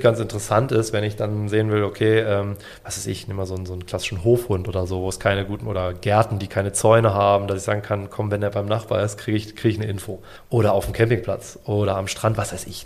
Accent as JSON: {"language": "German", "region": "Bavaria", "country": "Germany", "said": "bei uns in Bayern"}